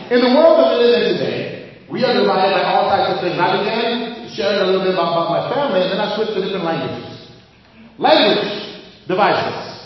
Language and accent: English; Boston, Massachusetts, United States; moved away as an adult; Now, I'm from Boston. I haven't lived there in 20 something years. I haven't lived there